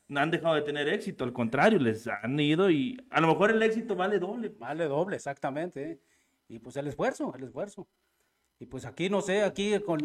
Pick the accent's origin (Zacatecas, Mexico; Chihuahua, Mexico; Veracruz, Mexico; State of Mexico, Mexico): Zacatecas, Mexico; Rancho de Arriba, Jalpa; Somos originarios del Rancho de Arriba, el …